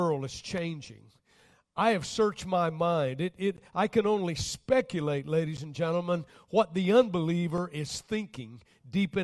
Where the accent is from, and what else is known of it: United States